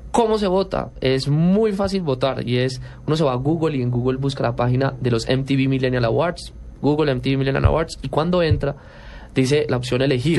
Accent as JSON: {"language": "Spanish", "country": "Colombia", "said": "somos los únicos colombianos"}